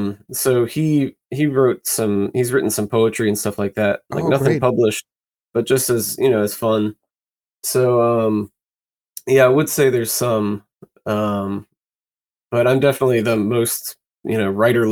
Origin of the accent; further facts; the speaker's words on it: Greensboro, North Carolina, United States; now in Raleigh, United States; I'm from North Carolina, a city called Greensboro, and lived there my whole childhood. So we didn't move around or anything. And then moved just slightly east to Raleigh in North Carolina for when I was 18 for college. And I've been here ever since then.